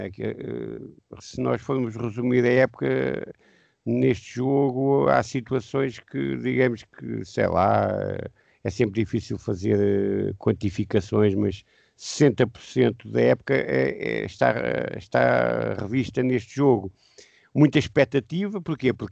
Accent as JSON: {"language": "Portuguese", "town": "Montalvão", "region": "Alentejo", "country": "Portugal", "tie": "born or raised there", "said": "eu sou de Porto Alegre, mas é do distrito, porque eu até nasci numa aldeia, que é, uma, que é a aldeia mais a norte do Alentejo, que é Montalvão"}